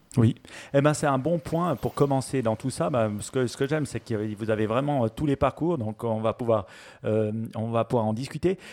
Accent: Switzerland; chez nous en Suisse

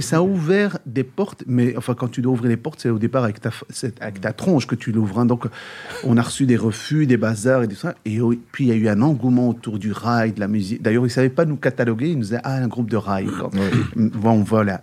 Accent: Brussels, Brussels-Capital Region, Belgium; né à Bruxelles, grandi à Bruxelles

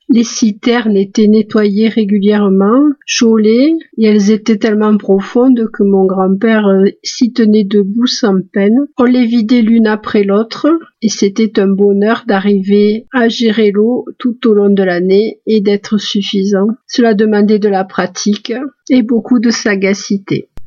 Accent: Nîmes, Occitania, France; je suis née à Nîmes, pays de canicule si l'année.

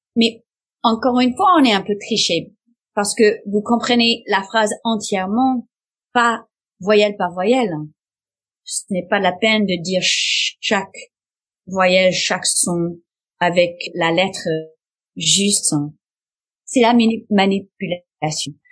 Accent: United States; French is a second language; je suis américaine

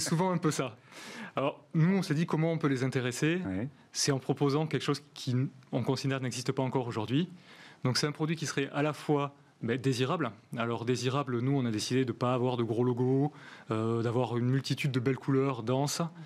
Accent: Gers, Occitania, France; moi je suis du Gers

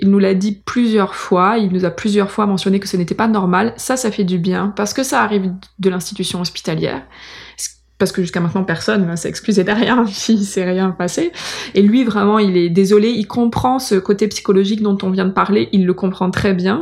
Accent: France; now in Montreal, Canada; je suis blanche, euh, je viens de France

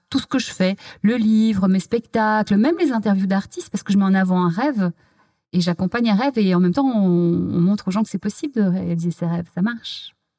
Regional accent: Belgium; moved away as an adult; now in Paris, France; j'ai grandi en Belgique

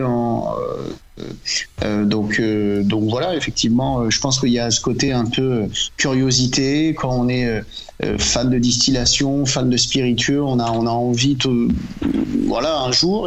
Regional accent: Normandy, France; en tant que Normand

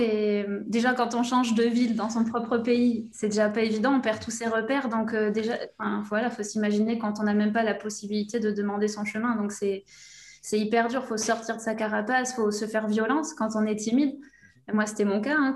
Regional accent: between Bordeaux and the Basque Country, Nouvelle-Aquitaine, France; je viens de, de, la région Aquitaine, entre Bordeaux et le Pays Basque.

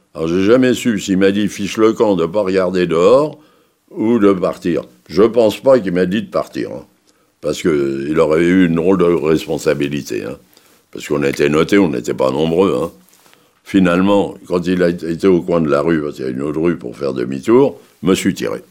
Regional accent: Paris, Île-de-France, France; Je suis né à Paris le 18 février 1900. 27

